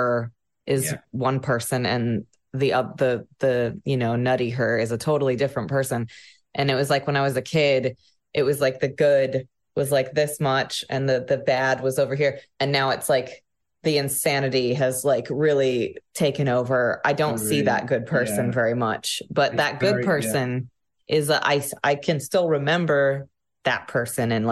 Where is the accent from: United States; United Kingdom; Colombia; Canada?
United States; Sequim, Washington; I'm from Washington State, on the west coast of the US, the peninsula. It's a tiny town called Squim.